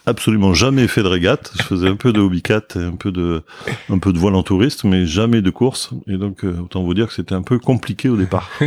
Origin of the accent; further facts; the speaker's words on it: Bordeaux, Nouvelle-Aquitaine, France; je suis né à Bordeaux, euh, une famille euh, de Bordelais